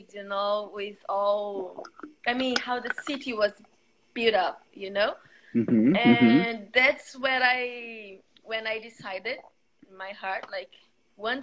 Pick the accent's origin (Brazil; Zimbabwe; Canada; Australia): Brazil; Vitória, Espírito Santo; English is a second language; also born or lived in Vila Velha; I'm from Vitória in Brazil